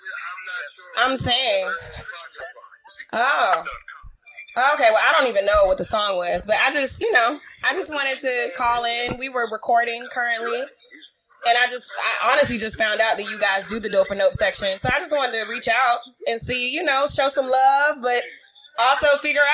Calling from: Wheaton, Maryland, United States; I am calling from Wheaton, Maryland.

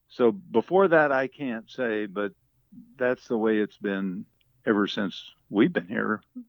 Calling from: Boulder, Colorado, United States; Boulder, Colorado.

